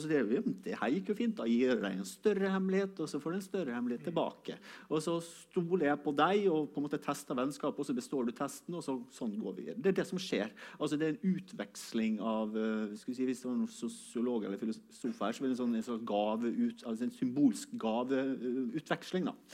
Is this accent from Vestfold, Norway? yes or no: no; Sunnmøre, Møre og Romsdal, Norway; jeg kommer fra Sunnmøre